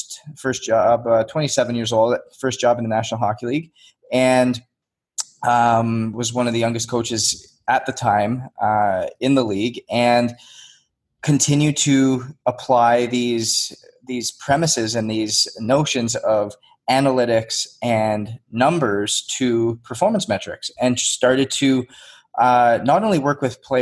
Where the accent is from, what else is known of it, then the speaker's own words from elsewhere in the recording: Northwest Canada, Canada; moved away as an adult; I grew up in Northwest Canada. I came down on a hockey scholarship when I was 19 years old